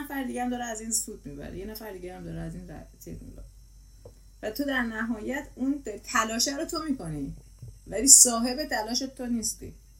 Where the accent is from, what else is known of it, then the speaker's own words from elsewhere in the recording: Iran; ما داریم همه از یه کشور میایم